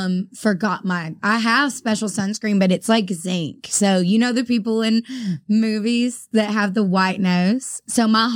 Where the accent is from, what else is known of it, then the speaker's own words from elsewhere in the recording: right outside of Chattanooga, Tennessee, United States; moved away as an adult; now in Nashville, United States; I grew up right outside of Chattanooga, so 2 hours away.